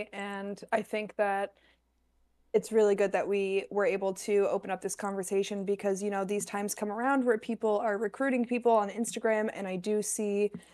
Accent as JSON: {"language": "English", "region": "New Hampshire", "country": "United States", "tie": "born or raised there", "moved": "yes", "lives_now": "Rhode Island, United States", "said": "I grew up in New Hampshire"}